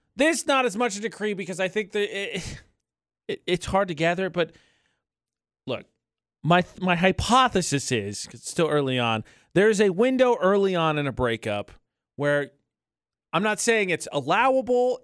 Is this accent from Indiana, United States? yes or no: yes; Indiana, United States; moved away; back in Indiana, my home state